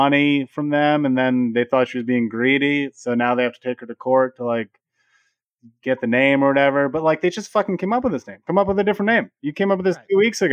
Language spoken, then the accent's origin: English; Vermont, United States; my dad is like a big Bernie dude because we're from Vermont